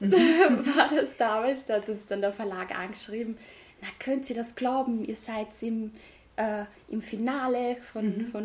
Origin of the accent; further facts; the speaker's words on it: Austria; Aber es gab auch nicht wirklich was, gerade bei uns in Österreich, das sich wirklich auf veganes Backen konzentriert